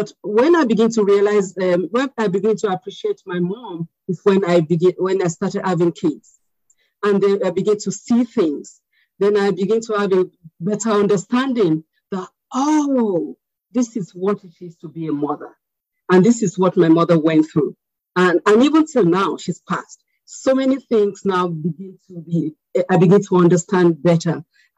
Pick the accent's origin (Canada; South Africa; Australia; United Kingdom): United Kingdom; born there; now in United States; I'm Nigerian American because I still am Nigerian, even though I was born in Britain. I have a British passport, but I still want to be identified as Nigerian.